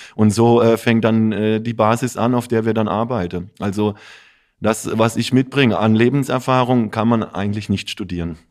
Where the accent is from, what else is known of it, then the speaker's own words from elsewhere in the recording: Offenburg, Baden-Württemberg, Germany; für mich ist Offenburg meine Heimat, aber ich habe auch eine Heimat in Italien